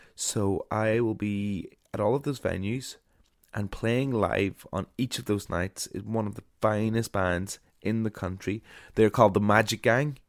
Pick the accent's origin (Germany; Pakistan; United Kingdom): United Kingdom; Ulmer, Northern Ireland; my hometown of Ulmer